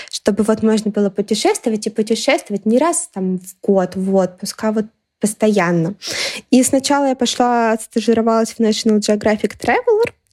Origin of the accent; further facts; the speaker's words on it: Moscow, Russia; когда я привыкла, что я там из Москвы, и условно говоря, ну, Москва столица, и на это все должны равняться. Когда я начала ездить много, мне очень часто стали говорить, о, да у вас говор